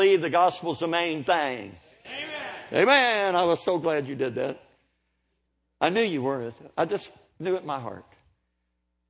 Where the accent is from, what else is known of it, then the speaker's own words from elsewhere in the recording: United States; also born or lived in Oklahoma / Kentucky; I'm from Kentucky and Oklahoma. I say it like this.